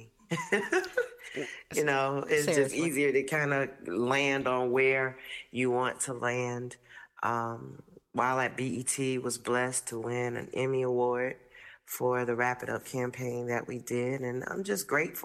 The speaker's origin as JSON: {"language": "English", "town": "Fort Lauderdale", "region": "Florida", "country": "United States", "moved": "as an adult", "lives_now": "Washington, D.C., United States", "said": "I'm originally from South Florida, Fort Lauderdale"}